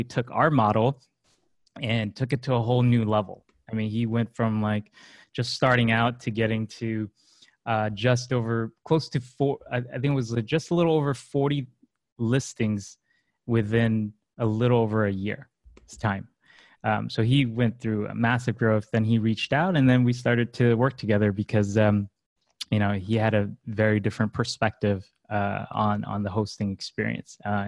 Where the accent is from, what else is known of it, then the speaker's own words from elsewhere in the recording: Los Angeles, California, United States; also born or lived in China; I'm a Los Angeles native almost. I was born in China, but then I grew up in LA pretty much all my life.